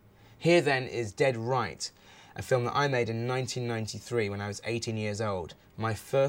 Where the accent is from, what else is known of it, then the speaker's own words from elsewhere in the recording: Wells, South West England, United Kingdom; it was shot in Wells Somerset, my hometown.